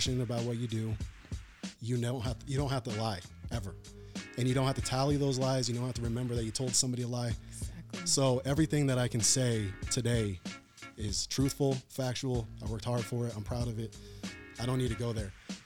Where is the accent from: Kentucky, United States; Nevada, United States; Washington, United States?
Washington, United States; Tacoma; moved away as an adult; also born or lived in Southern California; now in Mesa, Arizona, United States; I grew up in Tacoma, Washington. It's about 40, 45 miles south of Seattle